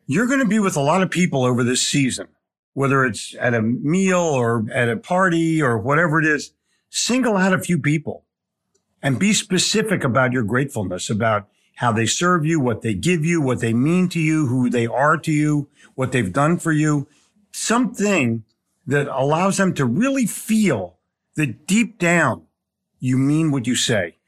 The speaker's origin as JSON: {"language": "English", "town": "Philadelphia", "region": "Pennsylvania", "country": "United States", "tie": "born or raised there", "also_born_or_lived": "New York City", "moved": "as an adult", "lives_now": "Charlotte, United States"}